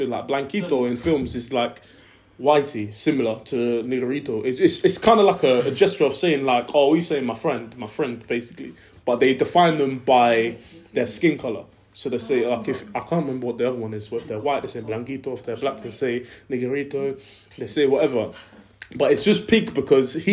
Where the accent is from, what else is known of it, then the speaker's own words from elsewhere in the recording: Lincoln, East Midlands, United Kingdom; we're from Lincoln